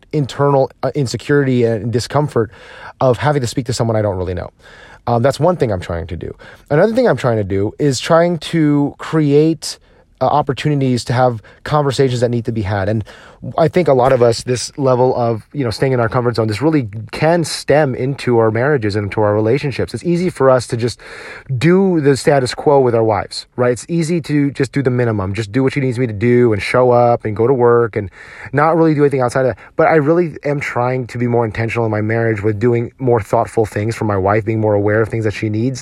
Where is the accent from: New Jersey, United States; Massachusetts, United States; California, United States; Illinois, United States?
New Jersey, United States; I grew up in New Jersey